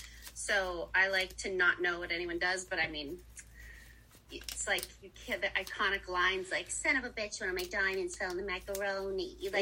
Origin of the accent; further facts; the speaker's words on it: Pennsylvania, United States; so I'm from Pennsylvania, small town in Pennsylvania, and I grew up doing amusement park shows as my summer job